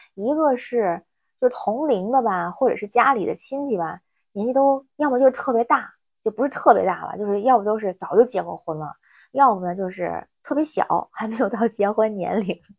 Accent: Tianjin, China; now in Beijing, China; 我是天津人，现在北京

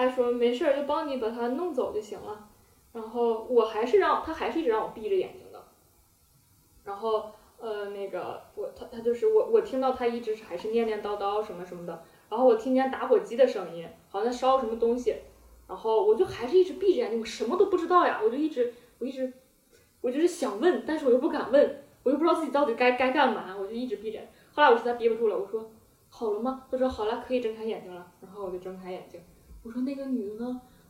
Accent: Hohhot, Inner Mongolia, China; 就在呼和浩特嘛，内蒙。

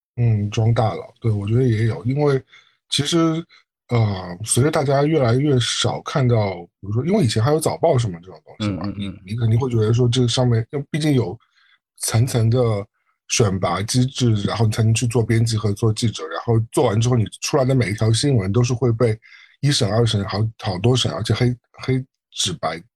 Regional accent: Shanghai, China; now in New York, United States; 我一个从上海来的人，我理论上对上海这种夏天的热和冬天的冷应该是非常适应

